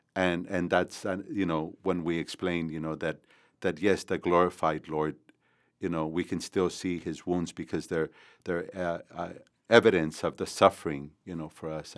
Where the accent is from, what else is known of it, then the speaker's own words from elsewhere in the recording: McAllen, Texas, United States; also born or lived in San Juan, Texas; I was born in San Juan, uh, Texas, here in in the Rio Grande Valley and, but grew up in McAllen